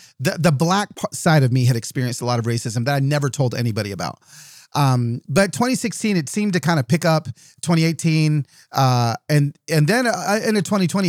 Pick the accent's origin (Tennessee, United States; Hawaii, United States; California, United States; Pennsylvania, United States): California, United States; also born or lived in Southern US; like when I was a little kid and we moved to the South from Southern California.